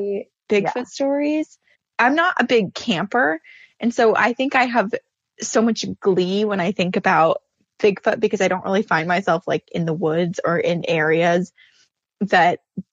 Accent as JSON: {"language": "English", "region": "Vermont", "country": "United States", "tie": "born or raised there", "said": "growing up in Vermont"}